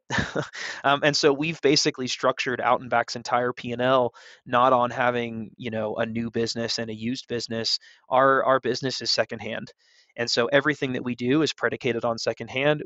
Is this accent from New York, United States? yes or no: no; California, United States; moved away as an adult; now in Denver, United States; I'm from California. I spent a lot of time in Lake Tahoe, in that area growing up